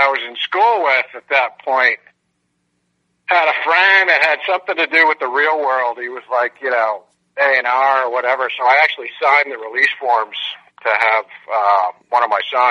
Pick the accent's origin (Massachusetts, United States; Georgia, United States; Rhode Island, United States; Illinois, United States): Rhode Island, United States; Narragansett; I grew up in Narragansett, Rhode Island, which actually has a pretty hopping music scene